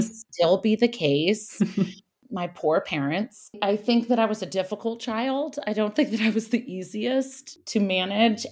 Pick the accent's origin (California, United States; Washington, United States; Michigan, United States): California, United States; Napa; moved away as an adult; also born or lived in Paris / New York; I was born in Napa, and I have two brothers, an older brother and a younger brother. And my dad owned a, a winery.